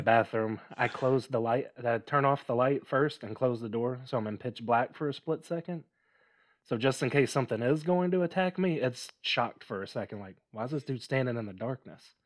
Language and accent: English; near Memphis, Tennessee, United States; We grew up near Memphis